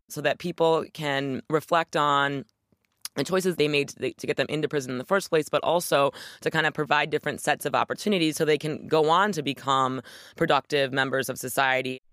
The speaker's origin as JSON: {"language": "English", "region": "Michigan", "country": "United States", "tie": "born or raised there", "said": "my home state of Michigan"}